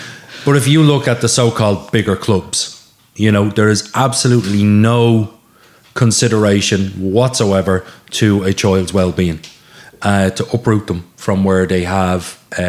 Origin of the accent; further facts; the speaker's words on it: Lusk, County Dublin, Ireland; And Sean is a very young lad, so why do I want to play there? I'm from Lusk.